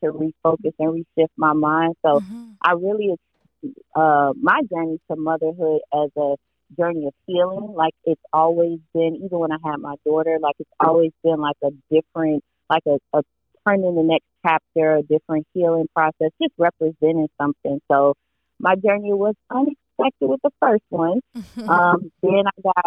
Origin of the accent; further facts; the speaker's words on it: Miami-Dade County, Florida, United States; now in Jacksonville, United States; I am from Miami-Dade County. Always have to put that out there. But I currently live in Jacksonville, Florida